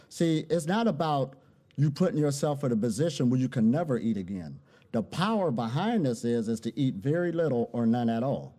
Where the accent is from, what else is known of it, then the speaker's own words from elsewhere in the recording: Ohio, United States; I'm originally from Ohio, USA.